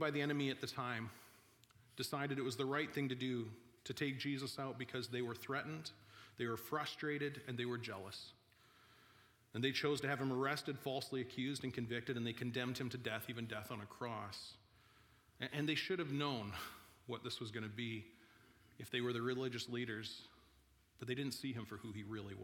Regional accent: Vernon, British Columbia, Canada; I'm from Vernon in the Okanagan

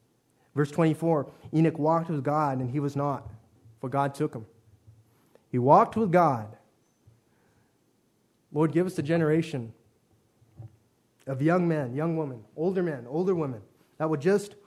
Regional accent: Macau; born there; I was born in Macau, China, one of the three special administrative regions of that nation.

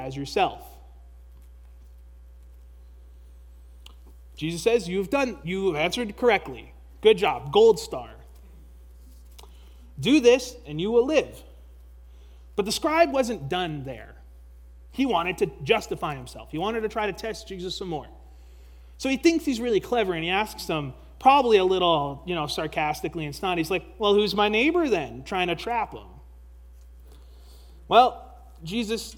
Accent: Canada; as a Canadian

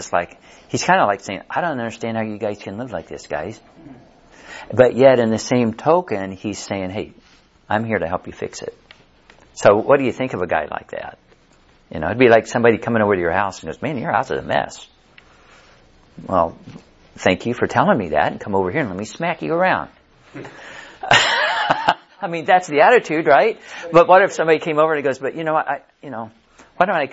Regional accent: Kansas City, Missouri, United States; Carrie and I, we grew up over in Kansas City, south side of Kansas City

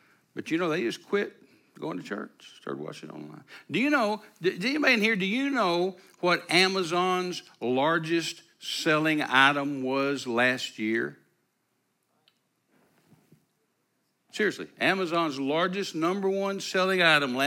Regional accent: Texas, United States; I'm a Texan.

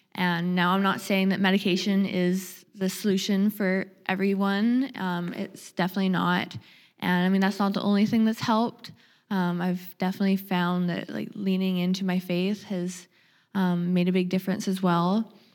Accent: Nanaimo, British Columbia, Canada; moved away as an adult; now in Vancouver, Canada; I'm from Vancouver Island. I grew up in the Nanaimo area.

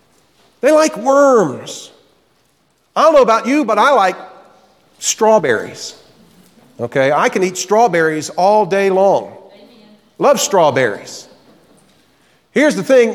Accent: Florida, United States; moved away; also born or lived in the Carolinas; growing up in Florida, I did a lot of fishing. My dad had a boat, and on any given weekend, we would be out in Tampa Bay or out in the Gulf

